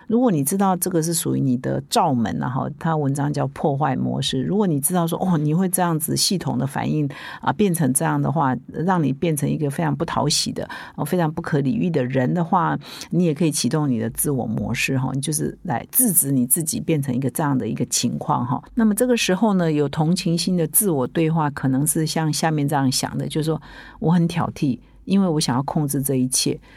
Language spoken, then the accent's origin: Chinese; Taiwan; 我们台湾人